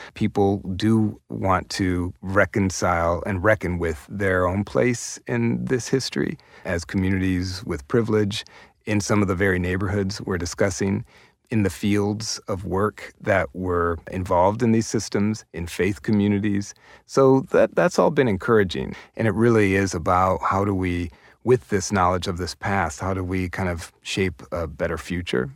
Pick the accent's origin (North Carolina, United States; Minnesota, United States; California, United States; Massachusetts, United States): Minnesota, United States; Minneapolis; I was born and raised in South Minneapolis, in the Powderhorn neighborhood